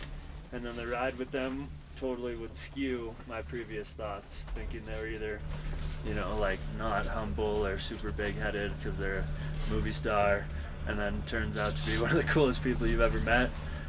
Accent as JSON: {"language": "English", "area": "Roaring Fork Valley", "region": "Colorado", "country": "United States", "said": "I'm a snowboarder from the Valley here."}